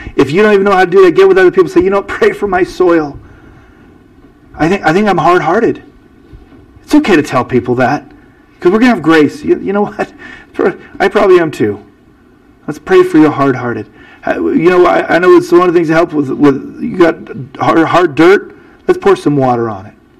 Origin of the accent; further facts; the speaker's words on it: United States; I'm an American